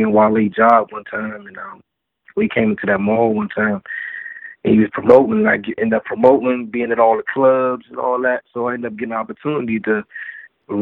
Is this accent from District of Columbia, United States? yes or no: yes; Washington, District of Columbia, United States